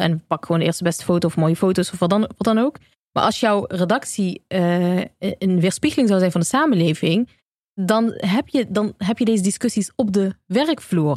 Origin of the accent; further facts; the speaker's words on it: Eindhoven, North Brabant, Netherlands; moved away; also born or lived in Amsterdam; in Eindhoven, waar ik vandaan kom